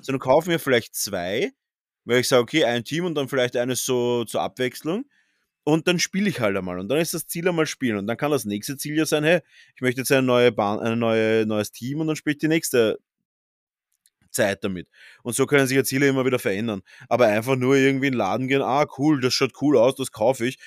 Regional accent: Austria; bei uns in Österreich

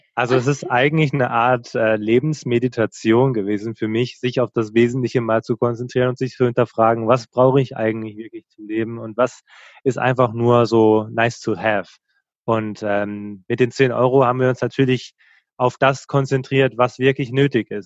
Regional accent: Lörrach, Baden-Württemberg, Germany; der Ort heißt Lörrach, wo wir ursprünglich herkommen

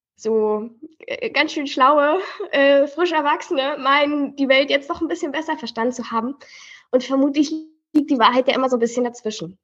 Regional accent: Berlin, Germany; wir sind im Märkischen Viertel groß geworden.

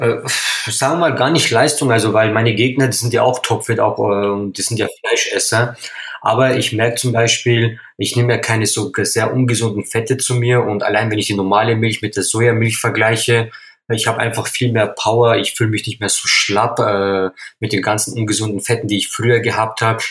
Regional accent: Upper Palatinate, Bavaria, Germany; Ich bin ein gebürtiger Oberpfälzer, äh, stamme aus einer türkischen Familie

